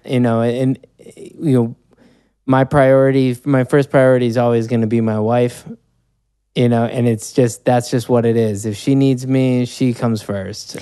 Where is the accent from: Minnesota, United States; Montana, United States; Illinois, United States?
Illinois, United States; Chicago; moved away; I grew up in Chicago